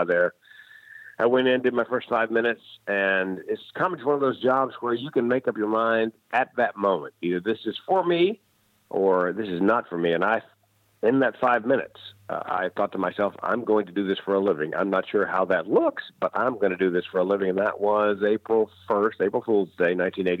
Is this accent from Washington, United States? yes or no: no; Raleigh, North Carolina, United States; the classic rock station in Raleigh, North Carolina, my hometown